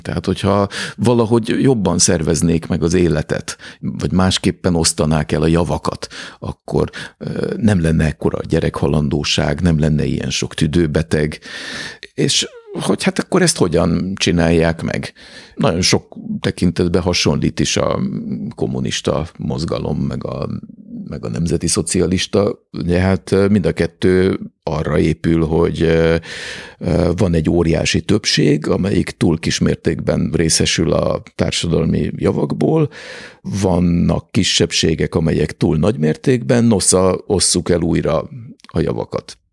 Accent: Budapest, Hungary; egészen közel ahhoz a házhoz, ahol, ahova, amiben beleszülettem és ahol felnőttem

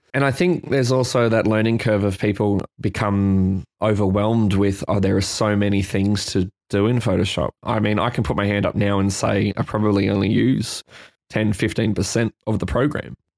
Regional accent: Brisbane, Queensland, Australia; now in Sydney, Australia; I'm a photographer based here now in Sydney. I'm from Brisbane in Queensland, in Australia

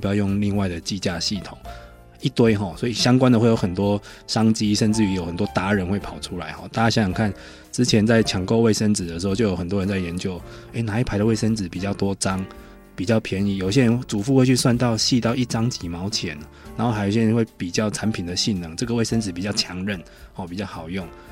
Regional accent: Taiwan; 我们台湾人

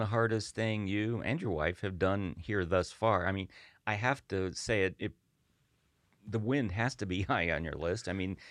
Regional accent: Chicago, Illinois, United States; now in Texas, United States; because I'm another Yankee, but from Chicago

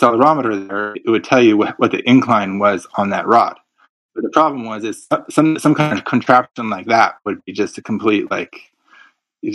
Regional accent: Santa Rosa, California, United States; also born or lived in Marin County, California; in my hometown, Russian River Brewing Company

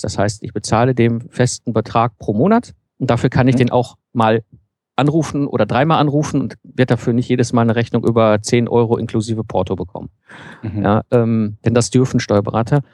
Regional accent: Ruhr area, North Rhine-Westphalia, Germany; now in Cologne, Germany; Ich komme ursprünglich aus dem Ruhrpott, bin so zwischen Kohle und Stahl aufgewachsen.

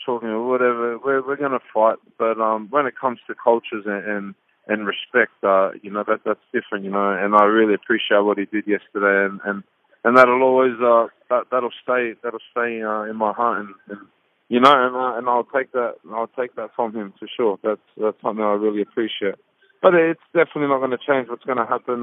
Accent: Australia; This is my hometown. Not my hometown. This is my home country.

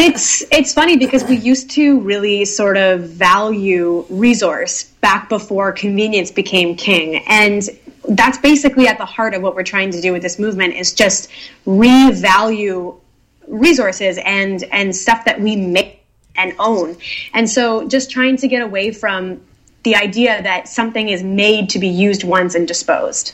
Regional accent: Nova Scotia, Canada; I grew up in Nova Scotia, which is full of nature

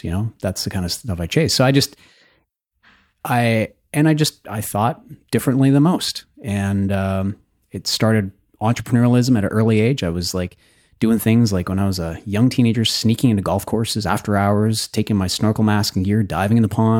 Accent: Red Deer, Alberta, Canada; I grew up in Alberta.

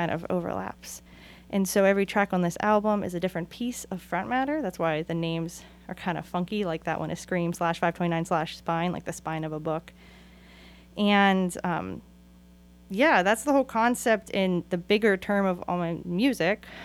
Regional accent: Oakland, California, United States; also born or lived in Pittsburgh; And that's why I always say welcome to Oakland because I'm from Oakland and Pittsburgh

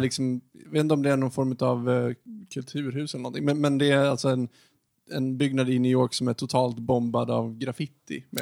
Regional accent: Ludvika, Dalarna County, Sweden; moved away; Jag kommer ju från landsbygden, jag kommer från Ludvika. Och jag har i och för sig inte bott där sedan 2006

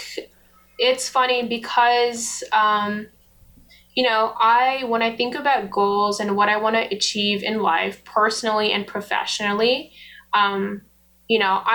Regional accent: Nepal; also born or lived in United States; now in Canada; I was born in Nepal. So I moved to the U.S. With my Nepali passport

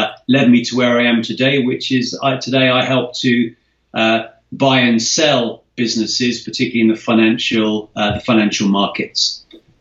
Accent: London, United Kingdom; I was born in the UK. I'm half Scottish, half English. Was raised around London.

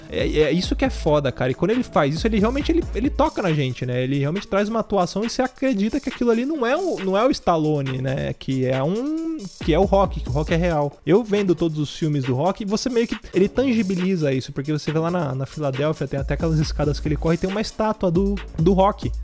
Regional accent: Brazil; apenas um brasileiro

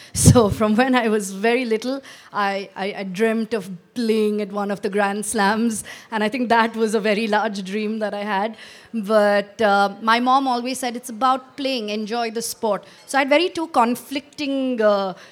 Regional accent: Bangalore, Karnataka, India; also born or lived in Coorg; I lived and I was born in Bangalore, again, south of India

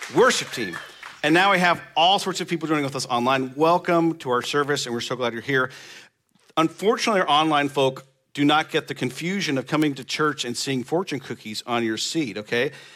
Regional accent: Nebraska, United States; moved away; I'm from Nebraska

